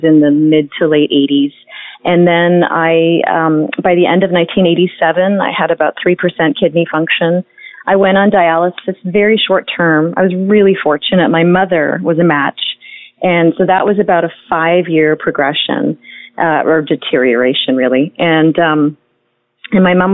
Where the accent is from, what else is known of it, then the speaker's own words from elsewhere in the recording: Toronto, Ontario, Canada; I grew up in Toronto, Canada